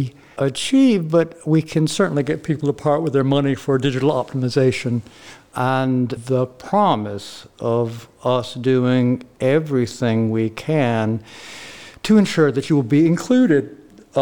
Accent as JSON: {"language": "English", "region": "the South", "country": "United States", "said": "I come from the South"}